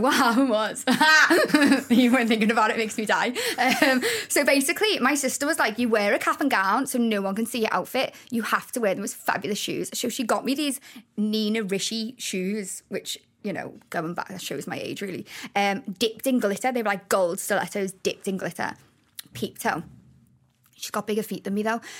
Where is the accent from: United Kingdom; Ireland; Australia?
United Kingdom; Liverpool, North West England; accent: Scouse; I'm actually born and raised in Allerton.